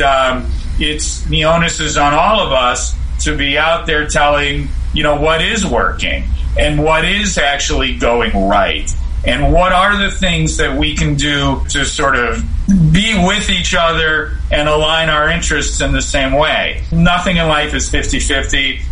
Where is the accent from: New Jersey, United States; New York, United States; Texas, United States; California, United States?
California, United States; Southern; I grew up in Southern California